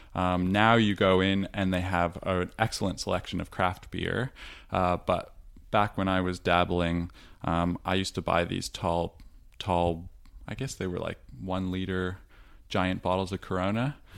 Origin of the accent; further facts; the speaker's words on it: Toronto, Ontario, Canada; now in Victoria, Australia; I grew up in Toronto